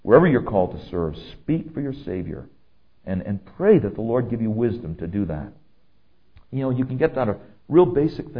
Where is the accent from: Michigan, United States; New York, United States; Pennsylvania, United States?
New York, United States; As a New Yorker